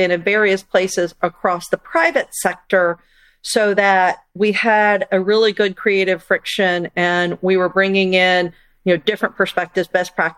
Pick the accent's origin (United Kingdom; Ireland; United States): United States; as an American